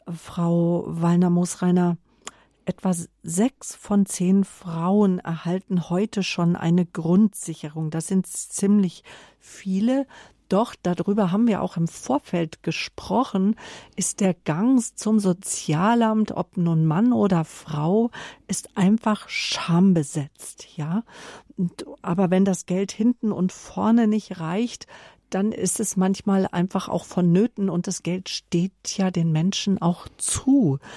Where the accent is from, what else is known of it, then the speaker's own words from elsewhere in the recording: Munich, Bavaria, Germany; Also ich bin aus München